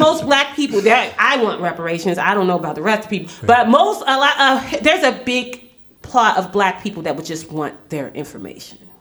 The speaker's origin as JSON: {"language": "English", "town": "Washington", "region": "District of Columbia", "country": "United States", "tie": "born or raised there", "said": "I grew up in Southeast DC. Not, and I'm not talking about Capitol Hill. I'm talking about Anacostia"}